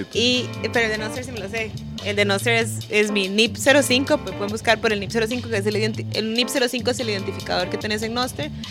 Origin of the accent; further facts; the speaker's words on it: Guanacaste, Costa Rica; moved away as an adult; also born or lived in Belize; Nosara es una playa en Costa Rica, en Guanacaste, que es donde yo nací.